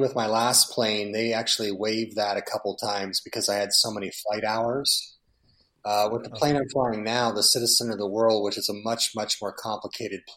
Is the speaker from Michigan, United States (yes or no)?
no; San Diego, California, United States; San Diego, my hometown